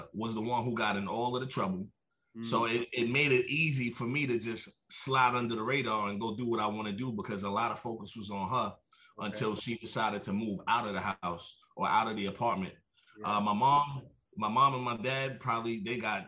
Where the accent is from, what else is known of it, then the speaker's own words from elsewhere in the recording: New York City, New York, United States; now in California, United States; I'm from New York, born and raised, Brooklyn to be exact